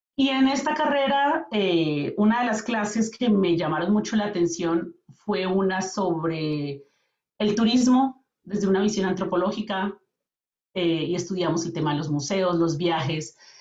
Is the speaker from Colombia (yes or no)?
yes; Colombia; moved away as an adult; now in Calgary, Canada; yo vengo de Colombia. Eh, con mi familia venimos a vivir en el 2008 a Canadá